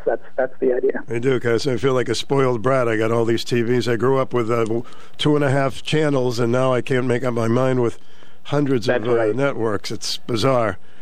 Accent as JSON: {"language": "English", "town": "Boston", "region": "Massachusetts", "country": "United States", "tie": "born or raised there", "said": "we grew up in Mattapan, Mass"}